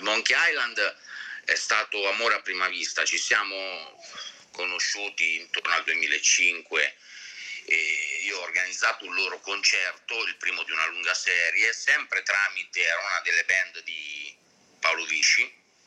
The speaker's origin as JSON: {"language": "Italian", "town": "Ancona", "region": "Marche", "country": "Italy", "tie": "born or raised there", "said": "tutta la mia vita nelle, nelle Marche"}